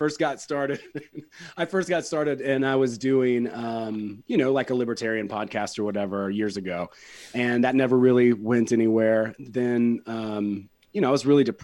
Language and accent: English; West Georgia, United States; I'm from West Georgia, so, you know, I grew up around a lot of meth